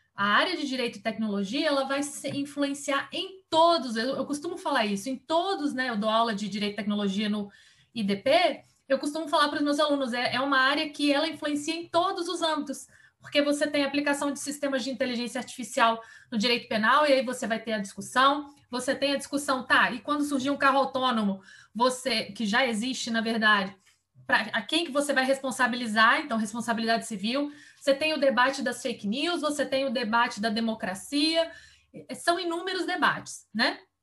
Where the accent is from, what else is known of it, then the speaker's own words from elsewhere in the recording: Vitória, Espírito Santo, Brazil; moved away as an adult; now in Brasília, Brazil; eu sou capixaba e saí de Vitória